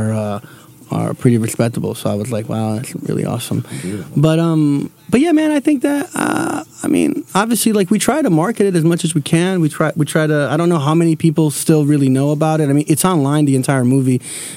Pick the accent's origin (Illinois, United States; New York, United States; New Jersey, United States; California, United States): New Jersey, United States; Newark; we're all from Newark.